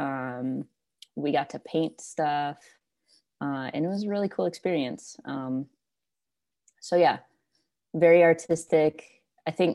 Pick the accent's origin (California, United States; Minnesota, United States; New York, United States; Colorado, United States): Minnesota, United States; also born or lived in Wisconsin; I kind of spent, 50% of my time in Minnesota and 50% of my time in Wisconsin